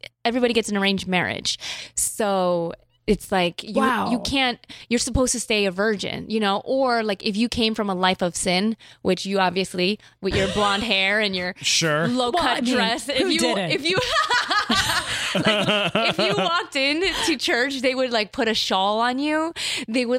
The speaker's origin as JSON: {"language": "English", "town": "Chicago", "region": "Illinois", "country": "United States", "said": "I'm from Chicago. My parents, they moved to Chicago"}